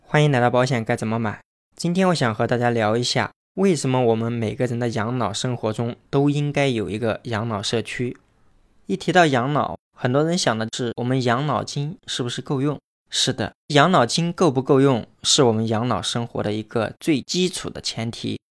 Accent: Anhui, China; now in Chongqing, China; 在重庆生活，我的老家在安徽

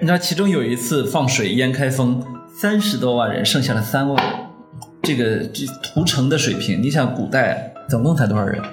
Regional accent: Weifang, Shandong, China; 我们潍，潍坊人拯，呃，都是我们山东人拯救的

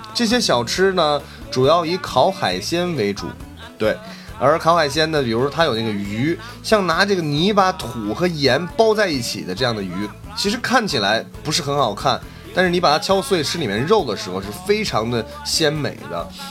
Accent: China; 我是一个中国人

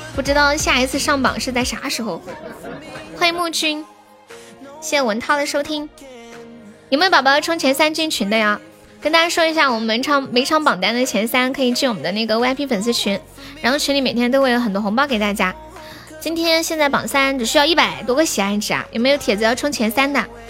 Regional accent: Nanchong, Sichuan, China; 你知道我是南充人是吧

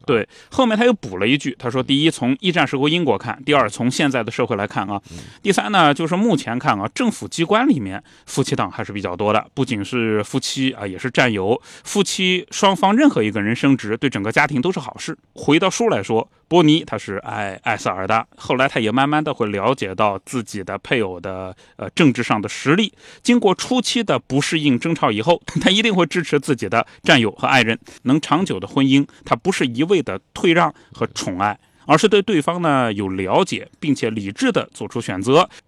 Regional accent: China; 我们中国人

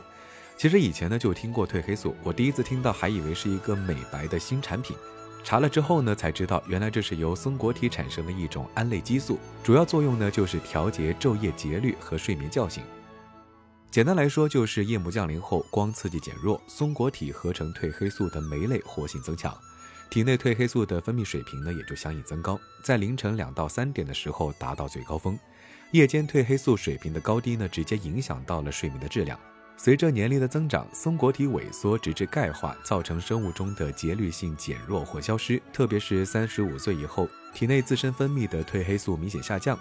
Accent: South China, China; 当看到这白雪皑皑的场景，作为南方人的…还是会激动不已。

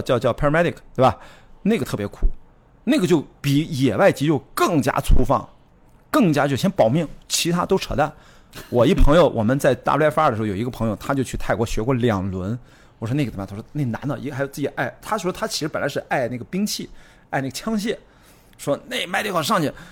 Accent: Qingdao, Shandong, China; moved away; 我在高一的时候去开始进健身房进行专业的健美训练， 我跟着全国健美冠军， 青岛那时候健美啊，就健身在练力量是一个很时髦的事儿

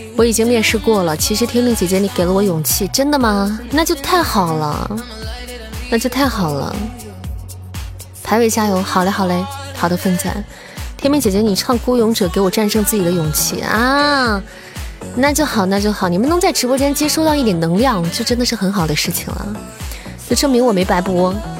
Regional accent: Xi'an, Shaanxi, China; 作为一个西安人，我就只会做油泼面

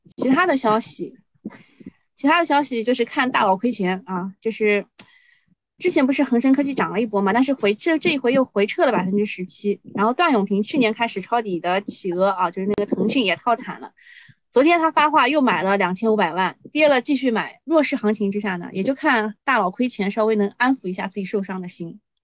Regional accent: China; 作为中国人

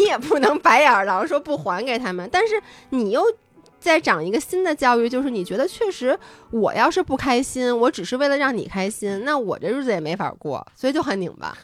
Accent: Beijing, China; also born or lived in Wanning, Hainan; 作为一个北京人

